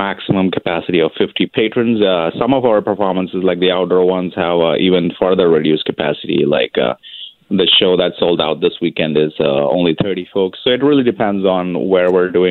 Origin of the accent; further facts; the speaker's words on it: India; moved away as an adult; I was born and raised in India.